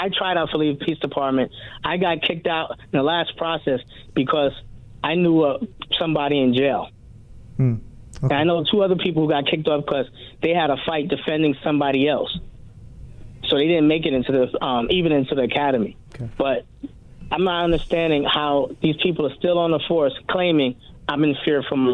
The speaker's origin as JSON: {"language": "English", "town": "New York City", "region": "New York", "country": "United States", "moved": "yes", "lives_now": "Hawaii, United States", "said": "I'm from New York City. I moved here in 97"}